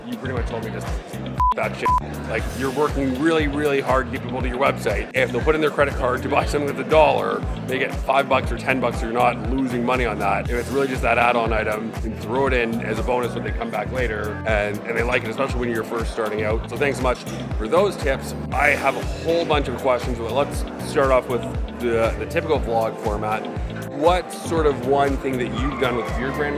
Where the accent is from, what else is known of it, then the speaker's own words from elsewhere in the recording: Toronto, Ontario, Canada; I'm from Toronto.